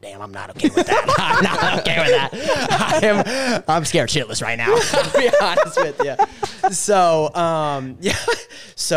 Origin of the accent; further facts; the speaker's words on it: Englewood, Florida, United States; now in Lake Wales, United States; where I'm from Inglewood, Florida